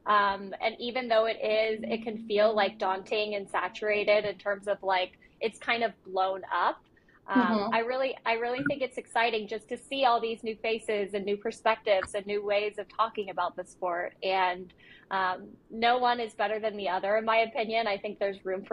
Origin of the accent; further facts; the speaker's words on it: United States; I grew up watching motorsport in America